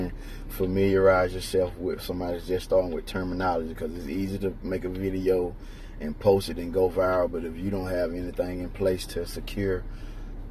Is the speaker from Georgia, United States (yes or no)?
yes; Roberta, Georgia, United States; now in Troy, United States; I'm originally from Roberta, Georgia